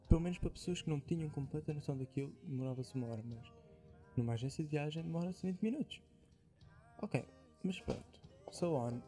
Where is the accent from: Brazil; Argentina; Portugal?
Portugal; accent: Portuguese; Eu sou aquele gajo que usa tá okay. palavras inglesas, só com o sotaque português.